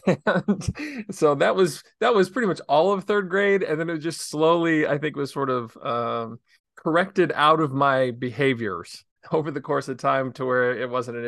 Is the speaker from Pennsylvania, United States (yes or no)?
no; Illinois, United States; Yeah, so I grew up in Southern Illinois in a town of about 3,000 people, and I just absolutely loved my childhood.